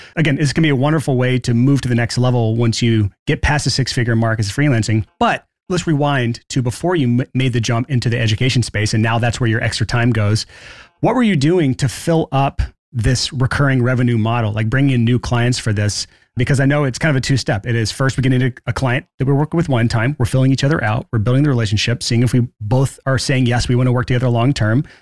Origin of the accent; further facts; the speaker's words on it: Alabama, United States; I'm from Alabama